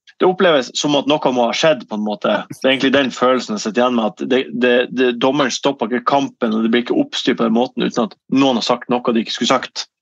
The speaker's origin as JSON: {"language": "Norwegian", "town": "Ørnes", "region": "Nordland", "country": "Norway", "tie": "born or raised there", "also_born_or_lived": "Bodø", "moved": "yes", "lives_now": "Eastern Norway", "said": "så flytta vi til Ørnes, jeg og min far. Eh, og min, mine søsken også, selvfølgelig, og min, min mor, eh, da jeg var syv"}